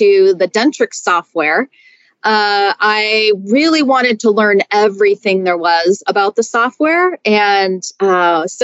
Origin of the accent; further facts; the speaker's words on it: Seattle, Washington, United States; moved away as an adult; now in Denver, United States; I'm originally from Seattle